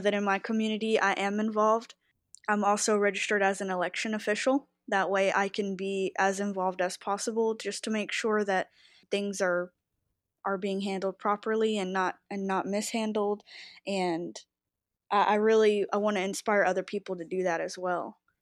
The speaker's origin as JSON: {"language": "English", "region": "Texas", "country": "United States", "tie": "born or raised there", "said": "I was raised in the South, in Texas, and both my parents were Republican"}